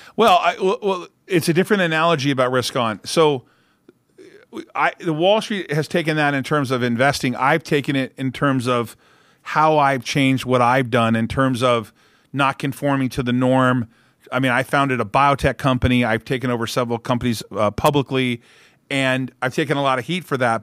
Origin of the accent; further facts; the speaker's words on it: Orange County, California, United States; I grew up in Orange County.